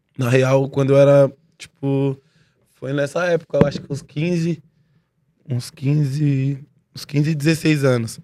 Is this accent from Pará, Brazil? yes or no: no; São Paulo, Brazil; born or raised there; also born or lived in Mongaguá